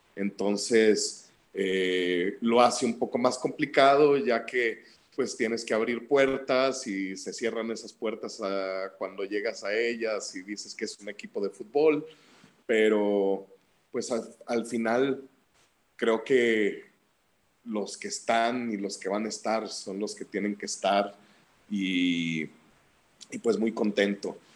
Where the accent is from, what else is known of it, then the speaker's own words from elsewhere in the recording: Guadalajara, Jalisco, Mexico; de chico, aquí en Guadalajara